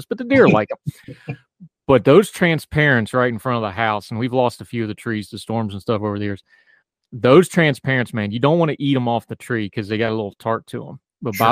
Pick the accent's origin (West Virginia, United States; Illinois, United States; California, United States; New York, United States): West Virginia, United States; when you're a little kid growing up in West Virginia and you got to go blackberry picking